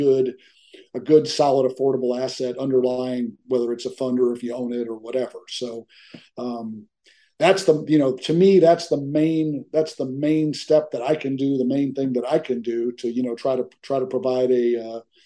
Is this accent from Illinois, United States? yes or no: yes; Chicago, Illinois, United States; now in Dallas, United States; I grew up in the Chicago area